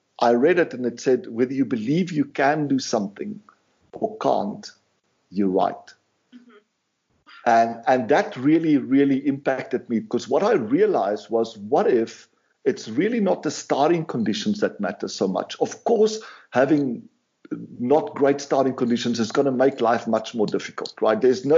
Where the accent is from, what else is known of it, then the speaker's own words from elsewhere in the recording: South Africa; I grew up in South Africa. We didn't have much resources, you know, but we had a really good life and spent a lot of time on the farm